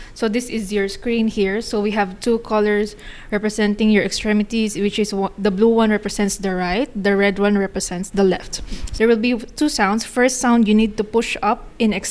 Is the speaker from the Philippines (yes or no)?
yes; Philippines; now in United Arab Emirates; I'm from the Philippines.